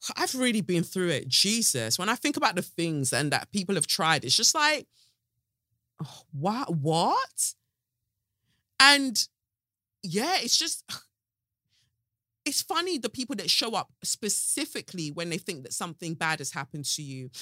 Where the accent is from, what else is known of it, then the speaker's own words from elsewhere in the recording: United Kingdom; accent: South; I'm British as fuck